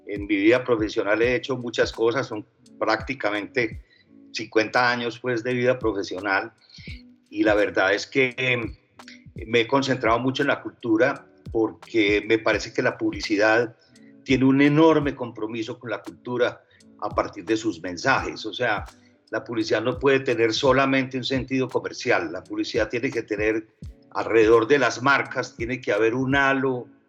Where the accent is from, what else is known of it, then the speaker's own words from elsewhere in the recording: Medellín, Antioquia, Colombia; accent: paisa; first language French; Spanish is a second language; also born or lived in France; yo, nací en Francia y aprendí a hablar español eh, aquí en Medellín, en el Colegio Benedictino, cuando tenía 12 años. Entonces, mi primera lengua es el francés, obviamente, pero mi segunda lengua es el paisa.